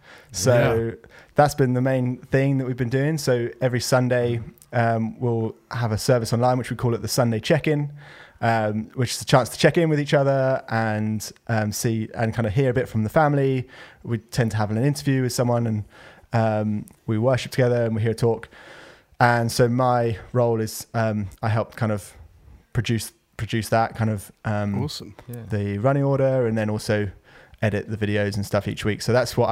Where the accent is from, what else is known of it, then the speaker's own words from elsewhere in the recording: Shoreham, South East England, United Kingdom; born there; I was born in Shoreham near Worthing. Grew up as in a Christian family